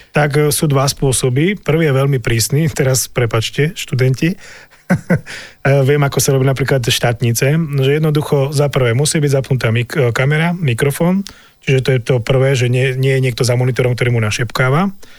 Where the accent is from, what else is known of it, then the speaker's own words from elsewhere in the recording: Orava, Žilina Region, Slovakia; u nás na Orave